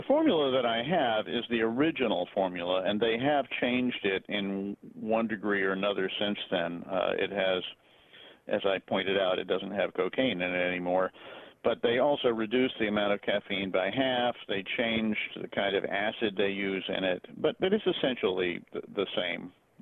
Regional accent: Atlanta, Georgia, United States; When I was a child growing up in Atlanta

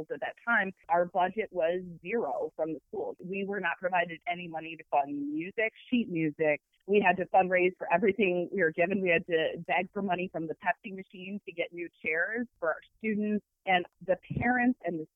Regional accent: Toledo, Ohio, United States; also born or lived in Michigan; now in Ann Arbor, United States; I grew up in Toledo, Ohio, which is not that far from U of M and from Ann Arbor

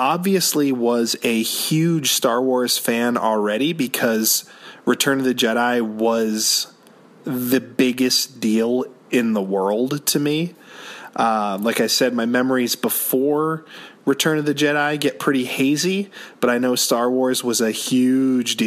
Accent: Orleans, Massachusetts, United States; there was a pizza restaurant in my hometown called Hilltop Pizza in Orleans, Massachusetts

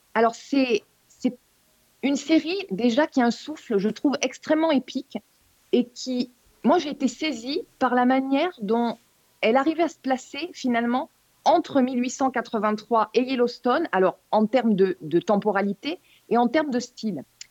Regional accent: France; chez nous en France

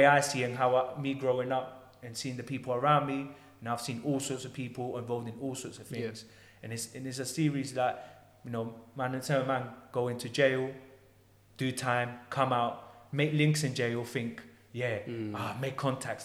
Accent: London, United Kingdom; I grew up in Tottenham

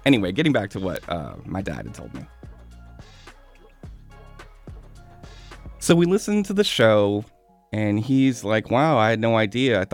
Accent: United States; I was born here and I live here.

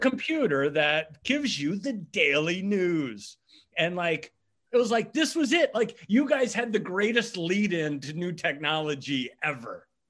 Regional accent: Nassawadox, Virginia, United States; moved away as an adult; also born or lived in Hawaii; now in Philadelphia, United States; I grew up on the eastern shore of Virginia, uh, which is, uh, the peninsula that's actually attached to Maryland

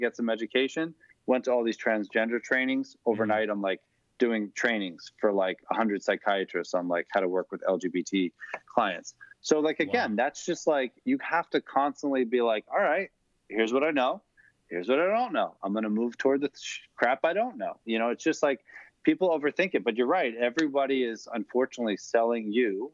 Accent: Long Island, New York, United States; I'm from Long Island.

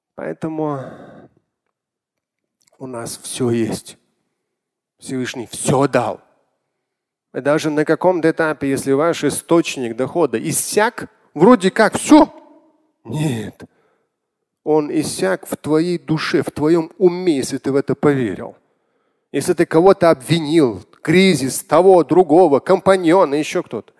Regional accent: Moscow, Russia; я родился, вырос в Москве

